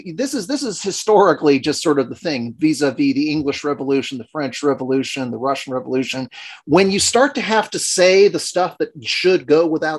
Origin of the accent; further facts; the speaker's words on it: Ireland; Speaking as an Irishman